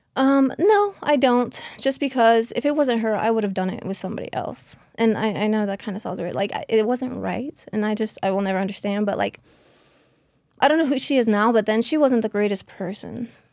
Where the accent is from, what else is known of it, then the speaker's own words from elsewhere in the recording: Okeechobee, Florida, United States; born and raised in South Florida, a small town called Okeechobee, very backwoods